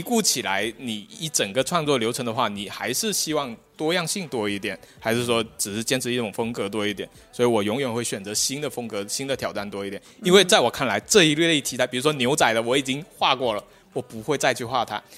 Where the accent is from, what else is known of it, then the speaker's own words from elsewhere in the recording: Guangdong, China; now in Shenzhen, China; 我是广东的